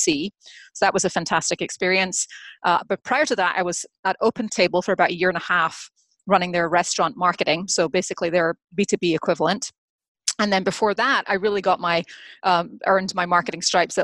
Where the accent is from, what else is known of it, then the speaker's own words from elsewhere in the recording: Scotland, United Kingdom; moved away as an adult; now in United States; I grew up in Scotland, actually earned my liberal arts major, so earned my degree in history and English from University of Edinburgh